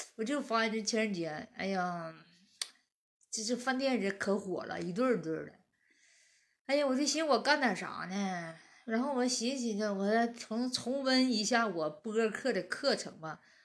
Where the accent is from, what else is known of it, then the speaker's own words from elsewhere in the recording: Northeast China, China; 俺们东北人